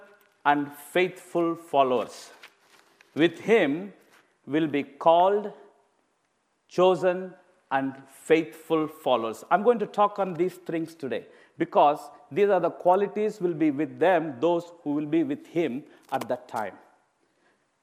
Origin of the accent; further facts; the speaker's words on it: India; moved away as an adult; I'm an Indian preacher. Of course, I've been living in this country for past 17 and a half years